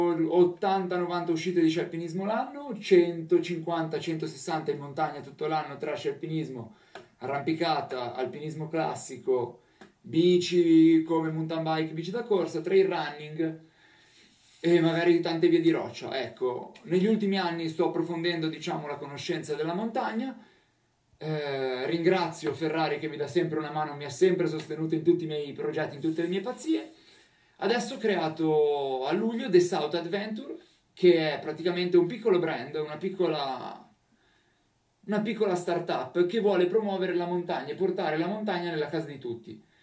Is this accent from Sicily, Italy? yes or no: no; Milan, Lombardy, Italy; io sono milanese ma vivo praticamente le montagne tutto l'anno